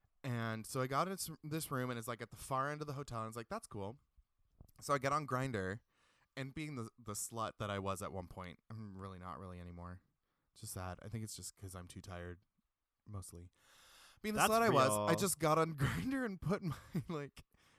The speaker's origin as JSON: {"language": "English", "region": "Pacific Northwest", "country": "United States", "said": "Yeah, because we're all from the Pacific Northwest and we can't pronounce things correctly."}